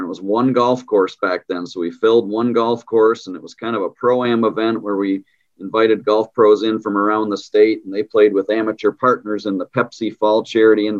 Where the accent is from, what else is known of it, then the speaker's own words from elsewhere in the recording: Muskegon, Michigan, United States; I'm actually a West Michigan guy. I'm from Muskegon